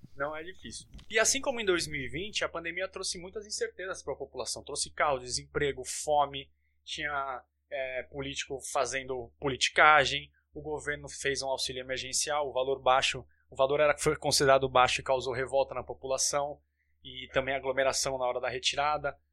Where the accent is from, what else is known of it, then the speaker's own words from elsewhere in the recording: Santos, São Paulo, Brazil; now in São Paulo, Brazil; eu moro em São Paulo, mas sou de Santos